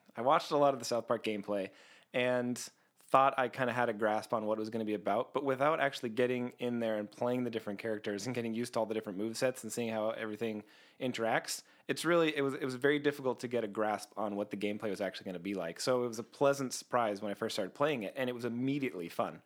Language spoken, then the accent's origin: English; Canada; I'm Canadian.